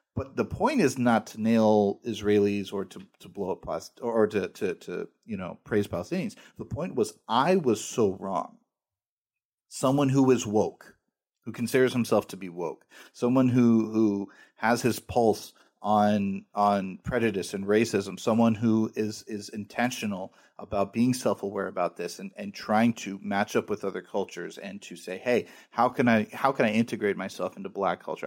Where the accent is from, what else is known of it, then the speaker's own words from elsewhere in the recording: United States; I'm an American